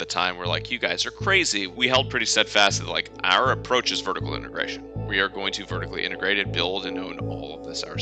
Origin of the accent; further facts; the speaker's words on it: Fairfax, Virginia, United States; I grew up actually in Northern Virginia, right outside of Washington, D.C. in Fairfax